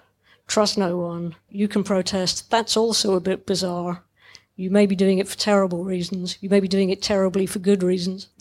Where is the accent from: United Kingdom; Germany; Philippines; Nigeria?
United Kingdom; Dundee, Scotland; I was growing up in Dundee